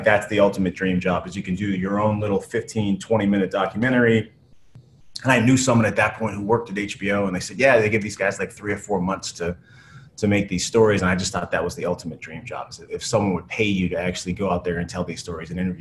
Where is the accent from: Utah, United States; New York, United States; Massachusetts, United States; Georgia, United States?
Massachusetts, United States; outside of Boston; I grew up outside of Boston